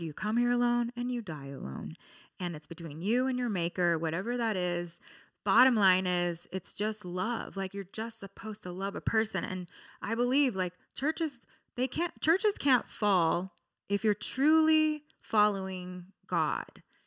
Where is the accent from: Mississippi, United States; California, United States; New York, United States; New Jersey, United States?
California, United States; Orange County; I'm from Orange County